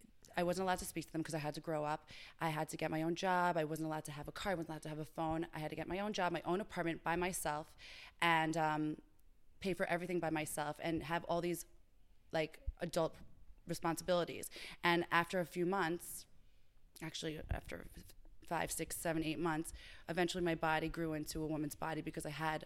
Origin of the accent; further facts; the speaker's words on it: Crestville, New Jersey, United States; also born or lived in Boca Raton, United States; Then I moved to New Jersey.